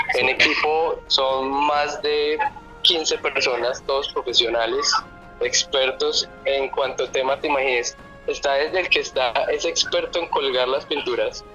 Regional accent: Colombia; uno como colombiano

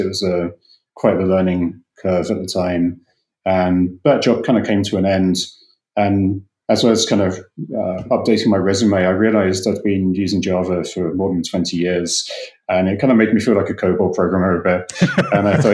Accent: England, United Kingdom; moved away as an adult; also born or lived in London; now in United States; I'm from England originally.

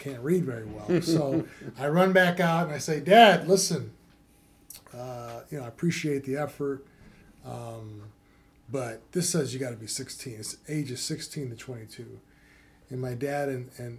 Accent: Cleveland, Ohio, United States; Cleveland, Ohio. Was raised in a two-parent home

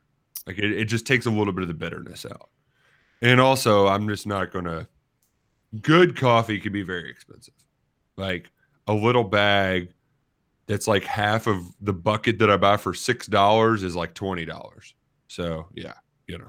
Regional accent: Boston, Massachusetts, United States; but, you know, we're from Boston. We don't have very many accents.

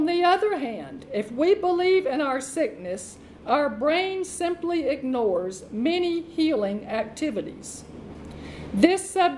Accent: Arkansas, United States; Arkansas, which is my home state

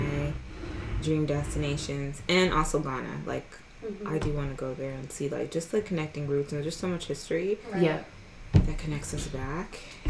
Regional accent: Halifax, Nova Scotia, Canada; So are we.

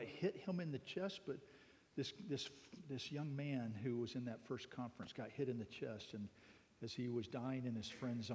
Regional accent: United States; now in Thailand; I'm an American living in Thailand

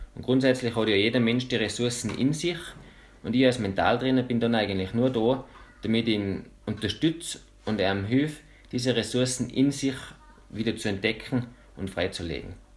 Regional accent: Bramberg am Wildkogel, Salzburg, Austria; ich komme von Bramberg, bin jetzt 29

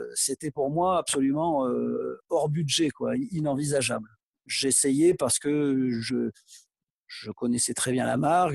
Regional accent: Aix-en-Provence, Provence-Alpes-Côte d'Azur, France; je suis originaire d'Aix et j'ai encore euh, de la famille là-bas

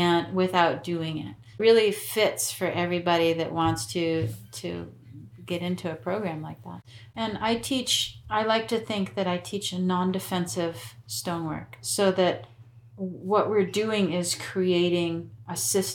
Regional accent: United States; also born or lived in Vermont; I'm American, I have very little but some Italian

